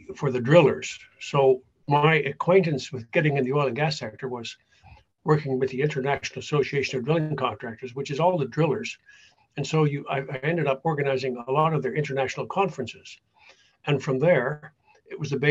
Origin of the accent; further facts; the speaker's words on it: Canada; moved away as an adult; also born or lived in Michigan, United States / Ottawa, Canada; now in Netherlands; I immigrated to Canada when I was five from Holland